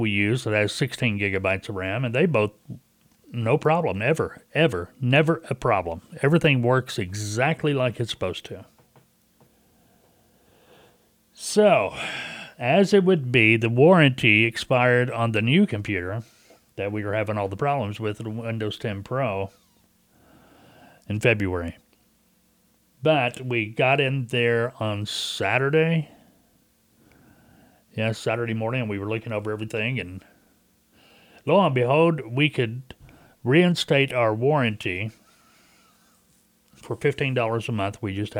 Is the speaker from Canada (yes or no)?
yes; Canada; Hey, like I'm from Canada. We got to get more music.